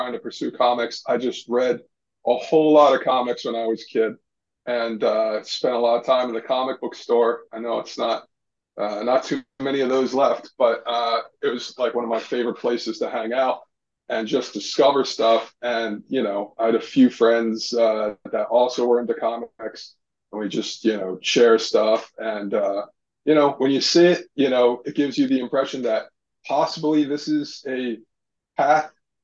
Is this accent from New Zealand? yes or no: no; West Trenton, New Jersey, United States; I grew up in West Trenton in New Jersey